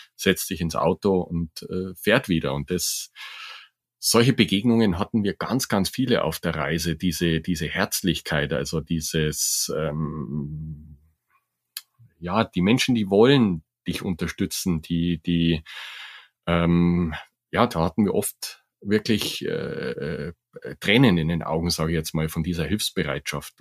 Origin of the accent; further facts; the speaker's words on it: Germany; bei uns in Deutschland